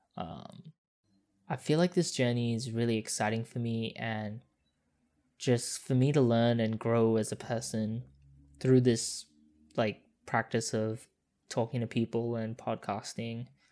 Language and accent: English; Perth, Western Australia, Australia; moved away as an adult; also born or lived in Singapore; now in Sydney, Australia; I grew up in Singapore for four years, then, like, Perth, like, pretty much until, like, two years ago.